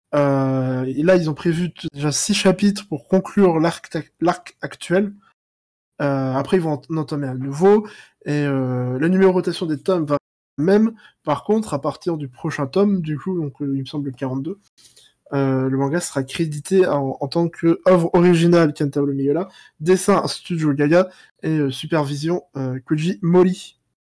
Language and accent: French; France; je suis français